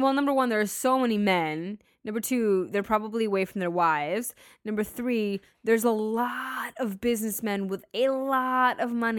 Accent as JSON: {"language": "English", "town": "Boston", "region": "Massachusetts", "country": "United States", "said": "I'm from Boston."}